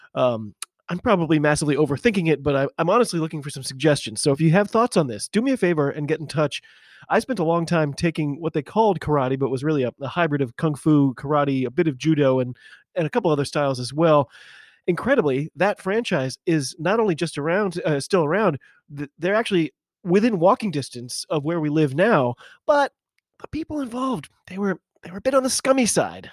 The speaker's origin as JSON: {"language": "English", "country": "United States", "said": "I'm an American rugby fan"}